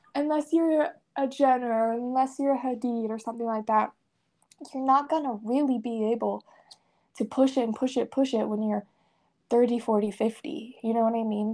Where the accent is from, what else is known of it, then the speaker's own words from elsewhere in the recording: Salt Lake City, Utah, United States; I was born in Salt Lake City, Utah, and I was raised in a very religious atmosphere